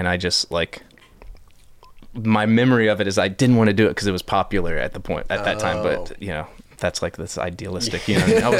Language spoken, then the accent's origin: English; Tampa, Florida, United States; Born and raised in Tampa. Lived pretty much every part of Tampa you can live in.